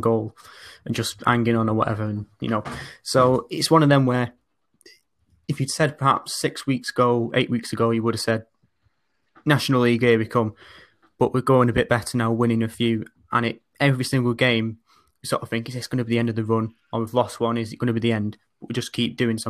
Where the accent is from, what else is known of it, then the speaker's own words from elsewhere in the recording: Oldham, North West England, United Kingdom; I'm from Oldham. Uh, but as you can maybe sort of tell from my accent, it's a bit sort of different from sort of the more traditional older ones